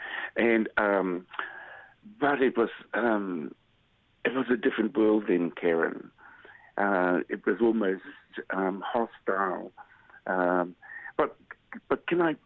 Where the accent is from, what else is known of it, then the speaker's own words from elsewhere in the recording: Te Urewera, Bay of Plenty, New Zealand; first language Māori; English is a second language; moved away; also born or lived in Wellington; I'm from Te Uruwera, which is the national rainforest in the Bay of Plenty.